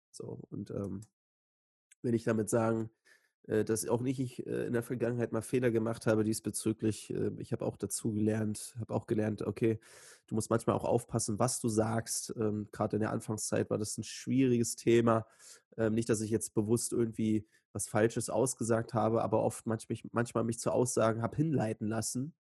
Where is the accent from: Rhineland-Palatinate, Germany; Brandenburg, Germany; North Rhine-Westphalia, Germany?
Brandenburg, Germany; Joachimsthal; in Joachimsthal, also meiner Heimatstadt